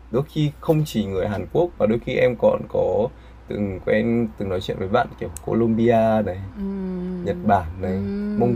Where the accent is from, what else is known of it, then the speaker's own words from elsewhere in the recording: Vietnam; tôi người Việt ạ